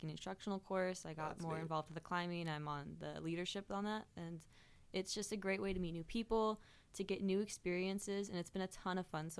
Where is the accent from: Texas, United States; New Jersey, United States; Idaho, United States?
Idaho, United States; Wallace; I'm from Wallace, Idaho, which is known as the center of the universe